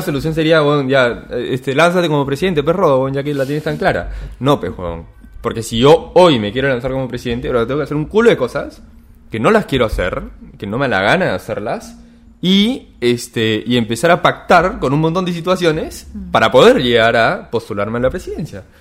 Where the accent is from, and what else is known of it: Peru